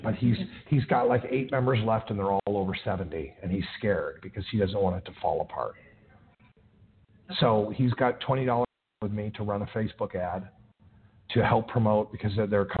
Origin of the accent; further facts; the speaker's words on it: Tennessee, United States; the most friendliest one that I've had happens to be my home state, Tennessee.